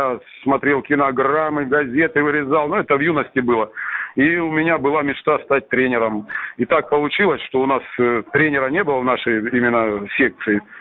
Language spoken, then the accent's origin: Russian; Salsk, Rostov Oblast, Russia; Ну, родом я из Сальска, есть такой степной городишко на юге Ростовской области.